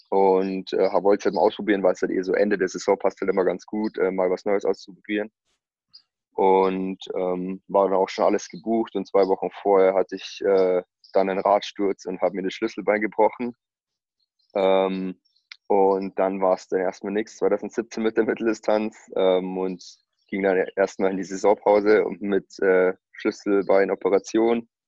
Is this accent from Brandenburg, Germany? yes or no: no; Bavaria, Germany; Das ist so 15 Kilometer hier von meinem Heimatort entfernt, Walchsee, ähm, gleich über der österreichischen Grenze.